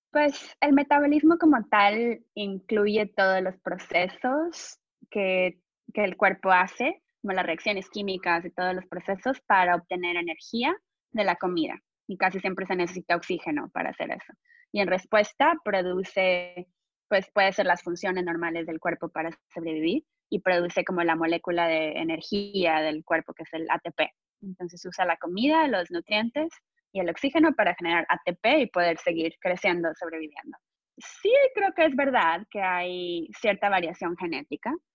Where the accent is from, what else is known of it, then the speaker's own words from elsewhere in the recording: Monterrey, Nuevo León, Mexico; moved away as an adult; now in United States; soy de México, crecí en Monterrey, México